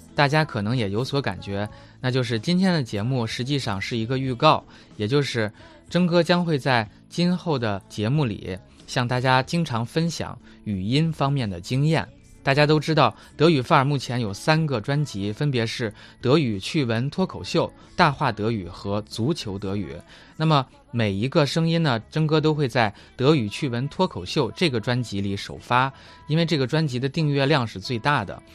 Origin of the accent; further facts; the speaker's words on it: China; 我们中国人经常犯的错误